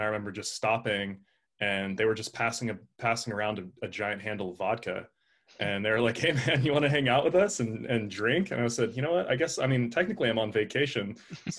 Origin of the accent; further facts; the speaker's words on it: Anchorage, Alaska, United States; now in California, United States; I was born in Anchorage